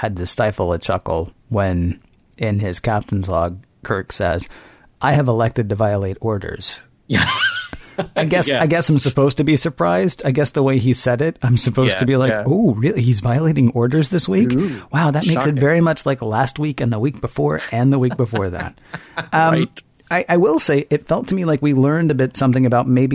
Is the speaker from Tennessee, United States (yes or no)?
yes; Nashville, Tennessee, United States; I grew up in Nashville, Tennessee.